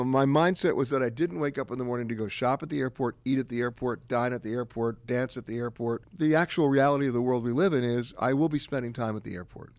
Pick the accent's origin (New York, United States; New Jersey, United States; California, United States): New York, United States; New York City; moved away as an adult; also born or lived in Madison, Wisconsin; I grew up in New York City, but when I went to college, I was going to, to Madison, Wisconsin